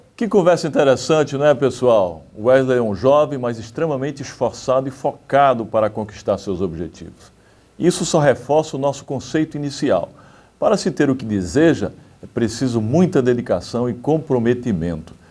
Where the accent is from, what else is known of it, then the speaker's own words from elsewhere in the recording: Santana dos Garrotes, Paraíba, Brazil; moved away; also born or lived in Recife; na cidade onde eu nasci, né, que é uma cidadezinha pequenininha, Santana dos Garrotes, com cerca de 5 mil habitantes